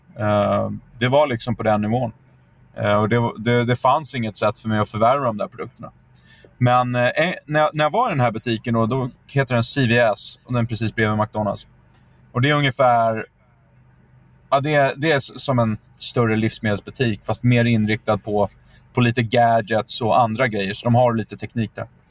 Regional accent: Sweden; moved away as an adult; also born or lived in United States; som svensk

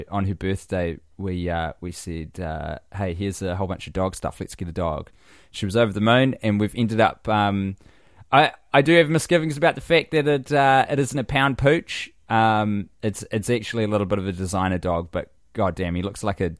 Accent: Canada; I am Canadian, and boy, do I love our sweet cheesy fries, gravy, love poutine.

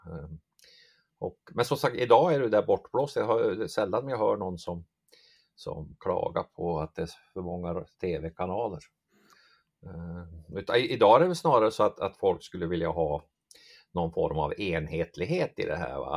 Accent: Hamrånge, Gävleborg County, Sweden; accent: mix of Dalarna dialect and Norrland dialect; now in Blekinge, Sweden; kommer från strax norr om Gävle, en eh, Hamrånge heter det, Hamrångefjärn eller en sån här bruksort, Norrsundet där låg där som, det är därför min dialekt är som den här, en blandning mellan dalmål och norrländska.

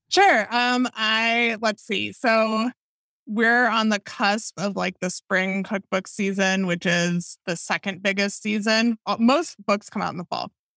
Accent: Madison, Wisconsin, United States; I grew up in Madison, Wisconsin

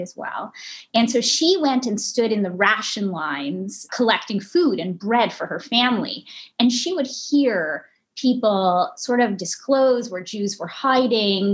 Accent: Montreal, Quebec, Canada; moved away as an adult; also born or lived in London; I grew up in a Holocaust survivor community in Montreal.

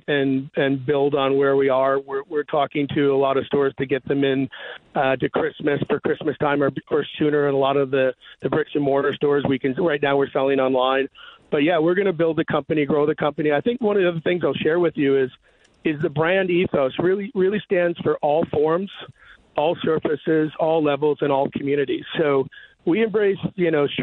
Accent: St. Louis, Missouri, United States; I was from St. Louis.

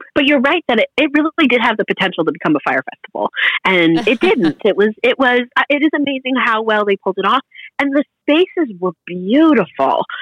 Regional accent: Massachusetts, United States; I'm from Massachusetts

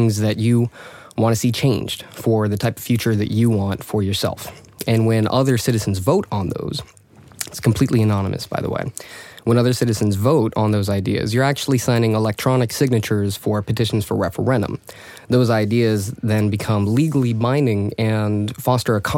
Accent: United States; moved away as an adult; now in Stockholm, Sweden; I am an American-born Swedish resident. I've been here for the past 3 years

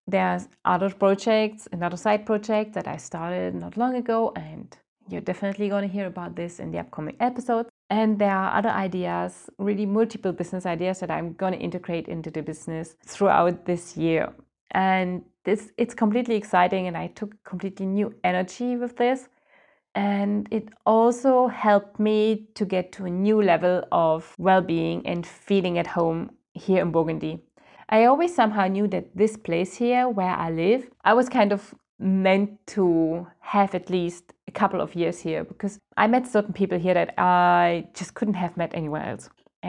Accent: Germany; moved away as an adult; now in France; I came to France from Germany with my husband at that time.

